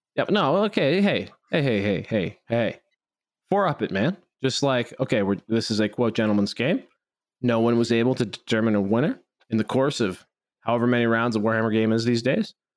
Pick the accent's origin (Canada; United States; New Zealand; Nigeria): Canada; I'm speaking Canadian here